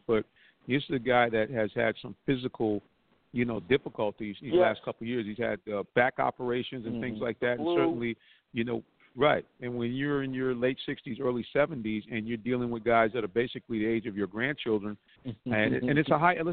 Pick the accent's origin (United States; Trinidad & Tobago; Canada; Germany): United States; Connecticut; now in Atlanta, United States; I grew up in Connecticut, about 45 minutes outside of the Bronx.